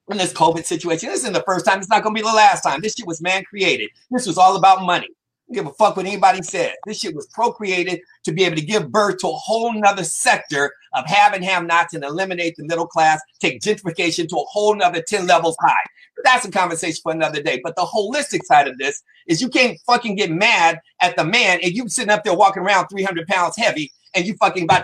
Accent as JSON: {"language": "English", "town": "Compton", "region": "California", "country": "United States", "said": "You know, I'm from Southside. I'm, you know, I'm from CPT."}